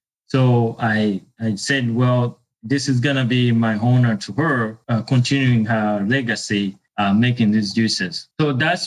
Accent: Uganda; moved away as an adult; I was born and raised in Uganda

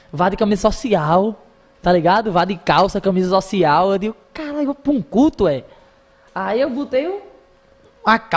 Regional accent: Natal, Rio Grande do Norte, Brazil; Eu sou da Zona Norte, pô. Era, era a Minhoquinha mesmo, pô.

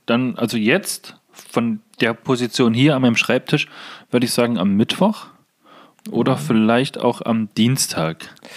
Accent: Germany; bei uns in Deutschland

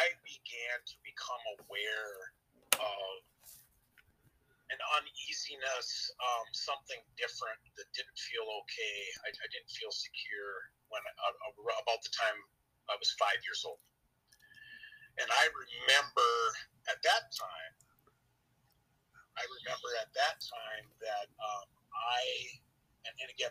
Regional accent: Western Minnesota, United States; I'm from Western Minnesota, and I'm 55 years old.

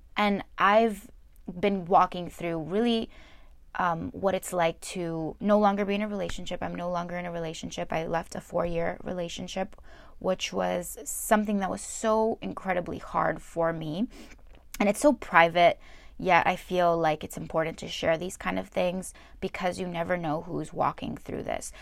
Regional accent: New Jersey, United States; I was born in New Jersey

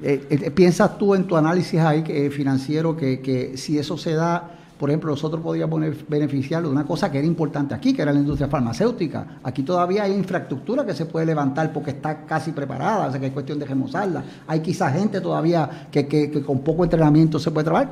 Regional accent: Puerto Rico; como somos Puerto Rico

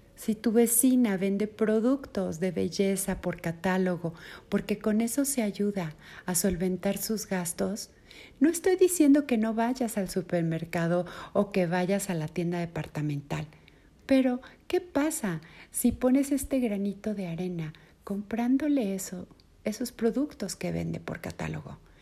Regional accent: Mexico; Aquí en mi país, en México

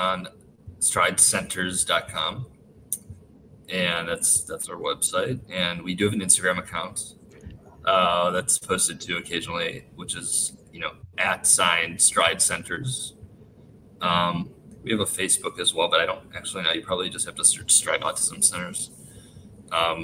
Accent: Chicago, Illinois, United States; I grew up in Chicago

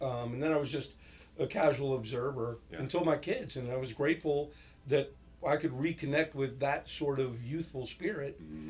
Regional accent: New York, United States; I grew up in New York

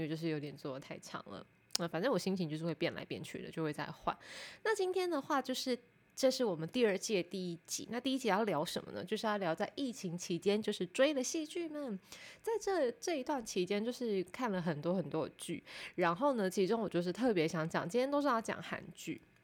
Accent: Taipei, Taiwan; 因为我是台北人

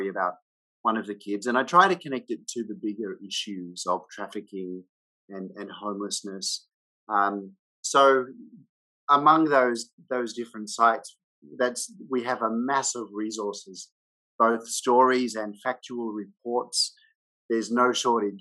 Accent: Australia; moved away as an adult; now in Hanoi, Vietnam; I'm an Australian and I live in Vietnam. I've been here now since 2002

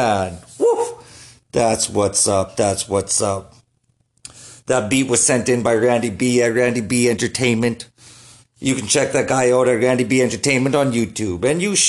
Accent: Canada; just as a Canadian here

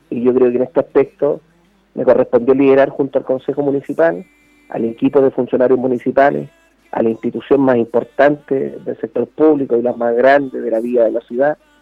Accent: Chile; yo fui alcalde de la ciudad que me dio nacer, donde mis padres crecieron, donde me educaron, donde me formé

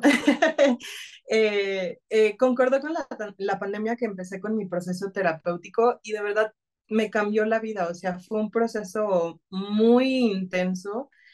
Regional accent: Tabasco, Mexico; soy tabasqueña

